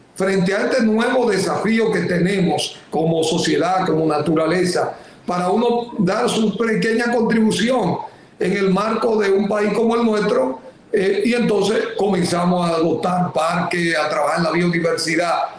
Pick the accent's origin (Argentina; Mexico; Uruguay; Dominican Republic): Dominican Republic; yo soy un dominicano